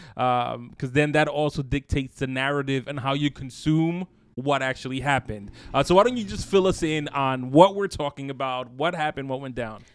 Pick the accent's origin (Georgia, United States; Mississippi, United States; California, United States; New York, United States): New York, United States; I'm from the city